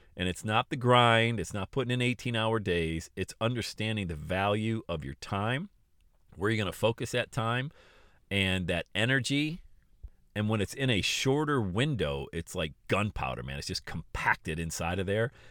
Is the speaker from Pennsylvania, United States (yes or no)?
yes; Bradford, Pennsylvania, United States; I grew up in Bradford, P, P